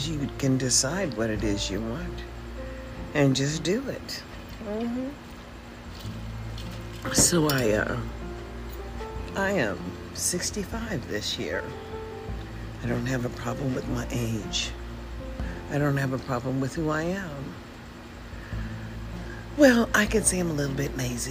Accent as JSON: {"language": "English", "country": "United States", "also_born_or_lived": "Washington State", "lives_now": "Nevada, United States", "said": "I'm an American. That's what I am."}